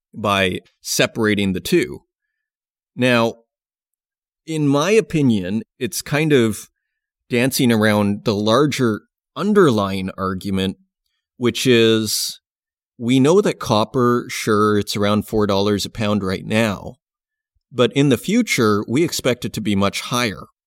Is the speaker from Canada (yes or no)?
yes; Canada; as a Canadian